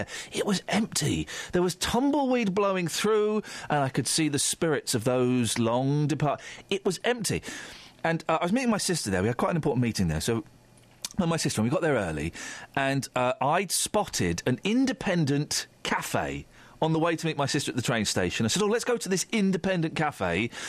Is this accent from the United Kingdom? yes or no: yes; United Kingdom; We're not French, you know. We're not foreign. We're British.